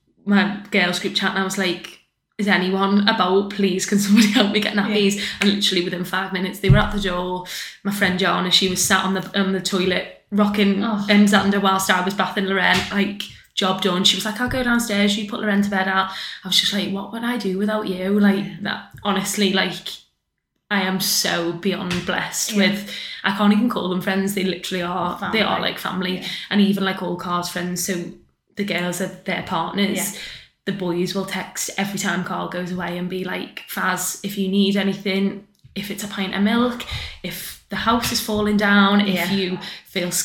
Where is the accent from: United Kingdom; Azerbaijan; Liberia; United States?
United Kingdom; Crosby, North West England; also born or lived in West Derby; I am originally from Crosby, so all my family and my kind of friendship group are Crosby, Formby, Southport.